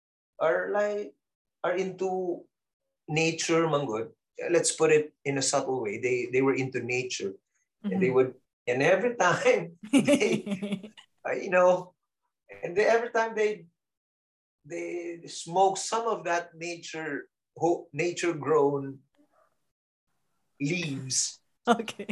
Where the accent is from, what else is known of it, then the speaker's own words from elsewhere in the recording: Davao City, Davao Region, Philippines; I was living in Dacuville. I grew up in Dacuville, and we had neighbors